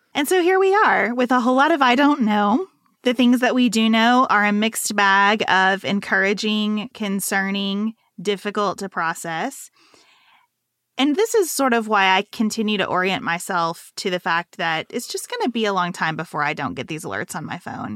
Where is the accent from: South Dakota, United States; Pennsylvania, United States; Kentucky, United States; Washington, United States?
Kentucky, United States; Western; moved away as an adult; also born or lived in Lexington, Kentucky; go from Western Kentucky to Lexington, Kentucky in this private school